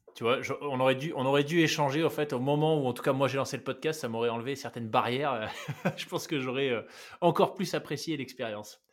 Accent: New Caledonia; moved away; also born or lived in France / Switzerland; j'ai grandi en Nouvelle-Calédonie

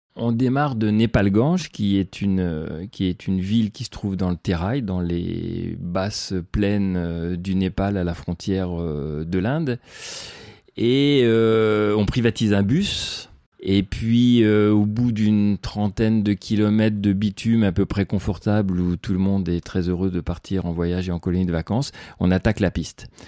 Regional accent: Le Mans, Pays de la Loire, France; moved away as an adult; now in Chamonix, France; je suis né en plaine, au Mans, où j'ai vécu 20 euh, ans.

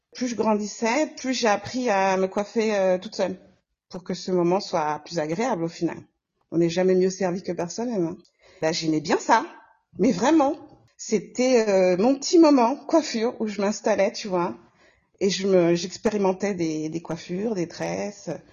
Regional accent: Comoros; now in Lyon, France; Je suis comorienne

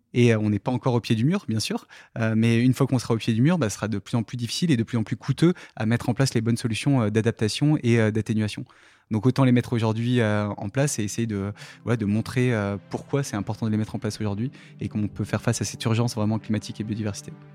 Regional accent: Saint-Paul-de-Varces, Auvergne-Rhône-Alpes, France; also born or lived in Saint-Hilaire-du-Touvet; Je suis né dans, à Saint-Paul-de-Vars, donc euh, le petit village qui est au, sud de Grenoble, dans le Vercors

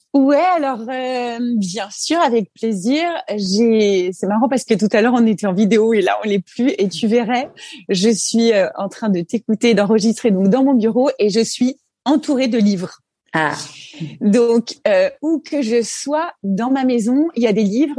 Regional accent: Haute-Savoie, Auvergne-Rhône-Alpes, France; moved away as an adult; also born or lived in Annemasse / Belgium; j'ai grandi en Haute-Savoie, dans un petit bled qui s'appelle euh, Saint-Sergue. Euh, je suis arrivée là-bas à l'âge de 5 ans. Je suis née en Haute-Savoie aussi à Annemasse

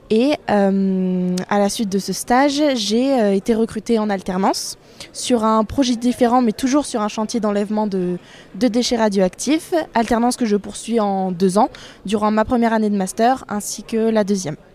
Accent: Bordeaux, Nouvelle-Aquitaine, France; also born or lived in Seville, Spain; je suis bordelaise et actuellement en première année de master instrumentation nucléaire, toujours à Bordeaux.

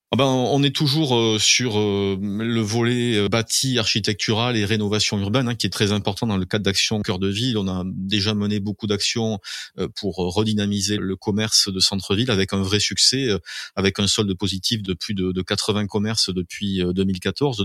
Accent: Mazamet, Occitania, France; also born or lived in Toulouse; je suis Mazamétain de naissance. Hein. J'y ai euh, toujours vécu en dehors de la période où j'ai fait mes études à, Toulouse

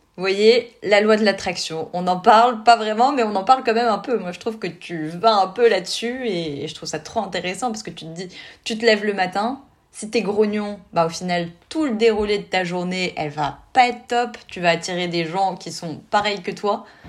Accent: France; chez nous en France

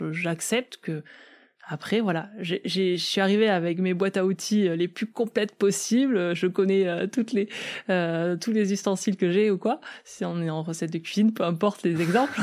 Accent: south-west France, France; je viens du sud-ouest de la France

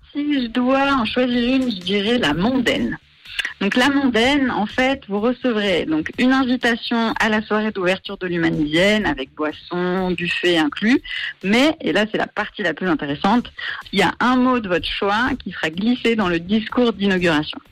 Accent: Marseille, Provence-Alpes-Côte d'Azur, France; moved away as an adult; also born or lived in York / Bern / Paris / Lausanne; now in Yverdon-les-Bains, Switzerland; je suis franco-suisse, je suis originaire de Marseille.

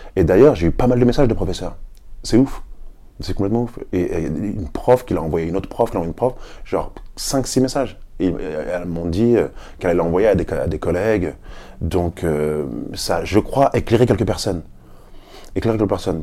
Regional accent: Paris, Île-de-France, France; Je suis un Parisien, j'ai vécu à Paris, euh, je suis chez moi

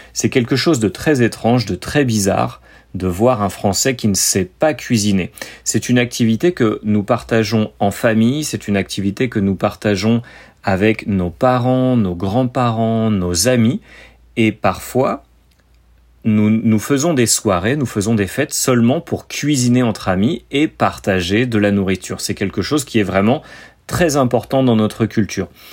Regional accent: France

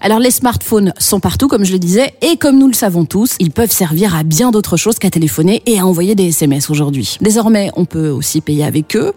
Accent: Belgium; chez nous en Belgique

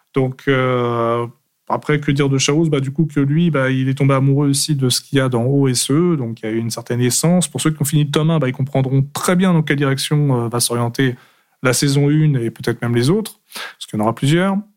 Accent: Paris, Île-de-France, France; also born or lived in Aveyron; je suis français, originaire de l'Aveyron depuis ma plus tendre enfance. Après, fraîchement débarqué à partir de 5-6 ans sur euh, Paris.

